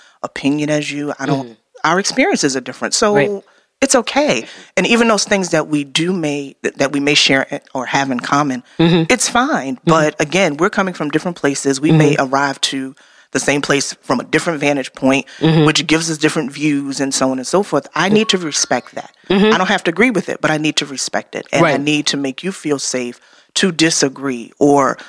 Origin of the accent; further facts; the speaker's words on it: New York, United States; moved away as an adult; now in Detroit, United States; I am originally from New York